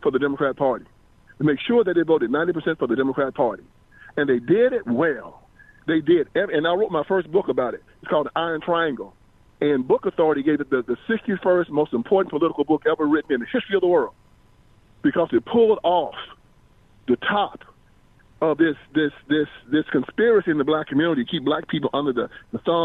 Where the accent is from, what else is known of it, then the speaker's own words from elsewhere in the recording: Brownsville, Tennessee, United States; I am from Tennessee. I'm from Brownsville, Tennessee, actually, right between Jackson and Memphis, small town.